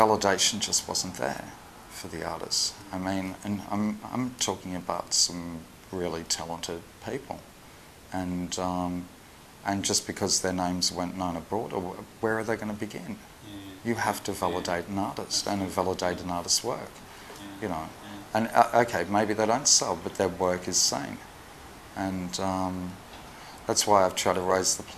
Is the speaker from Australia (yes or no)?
yes; Australia; now in Liverpool, United Kingdom; I'm Australian